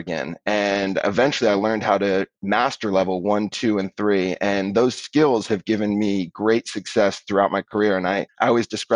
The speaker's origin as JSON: {"language": "English", "area": "Bay Area", "region": "California", "country": "United States", "tie": "born or raised there", "said": "I grew up in the Bay Area"}